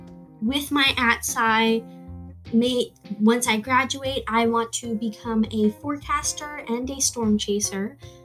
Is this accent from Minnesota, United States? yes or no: yes; Moorhead, Minnesota, United States; I'm from Moorhead, Minnesota.